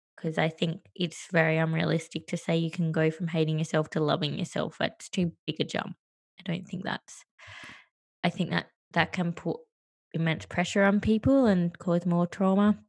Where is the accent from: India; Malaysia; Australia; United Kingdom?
Australia; first language English; also born or lived in Sri Lanka / Western Australia / New York; I was adopted and I grew up in Australia